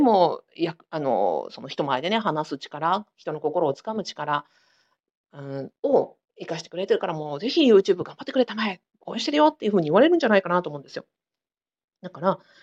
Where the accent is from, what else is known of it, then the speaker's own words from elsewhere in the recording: Sapporo, Hokkaido, Japan; 私同じく札幌出身で、えー、子育てしながらあの田舎でやってる